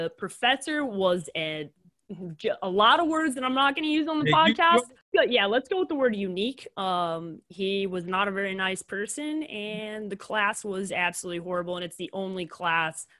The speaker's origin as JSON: {"language": "English", "town": "Chicago", "region": "Illinois", "country": "United States", "tie": "born or raised there", "moved": "yes", "said": "I love growing up in the city. And I do miss Chicago a lot, especially just like the area that I grew up in."}